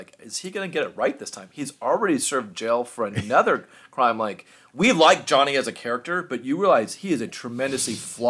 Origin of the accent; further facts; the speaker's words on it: Orange County, California, United States; I grew up in Orange County. When I first worked out of college, we lived in Mid-Wilshire, so close to downtown. So everything, my life in LA County is like downtown area and then San Gabriel Valley.